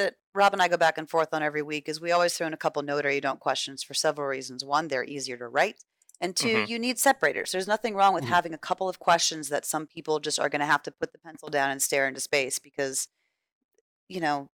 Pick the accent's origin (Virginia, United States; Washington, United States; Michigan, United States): Virginia, United States; I'm also from Virginia, so it just reminds me of playing frisbee golf in college.